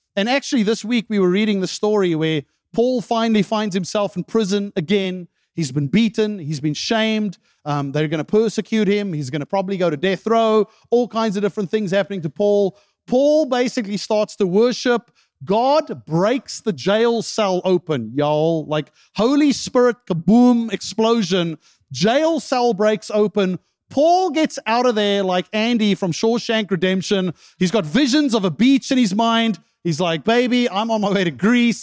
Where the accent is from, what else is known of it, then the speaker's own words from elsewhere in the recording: South Africa; moved away; I remember growing up in South Africa